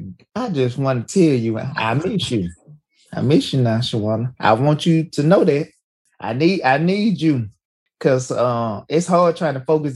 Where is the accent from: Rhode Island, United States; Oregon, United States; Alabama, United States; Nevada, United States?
Alabama, United States; In Alabama, we don't have no Reyes.